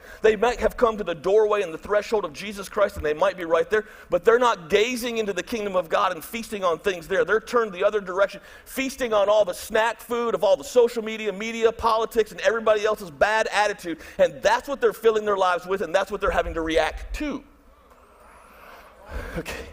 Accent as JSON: {"language": "English", "region": "Michigan", "country": "United States", "also_born_or_lived": "Tennessee / Birmingham, Alabama", "moved": "as an adult", "said": "I'm from Michigan"}